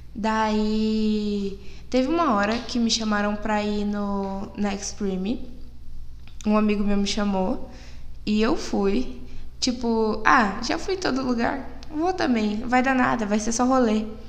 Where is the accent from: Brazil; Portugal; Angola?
Brazil; eu tenho 17 anos, fiz recentemente, eu sou de Biporã